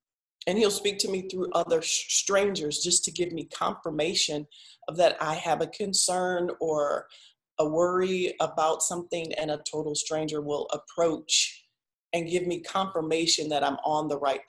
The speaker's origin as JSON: {"language": "English", "region": "Midwest", "country": "United States", "said": "I'm from the Midwest"}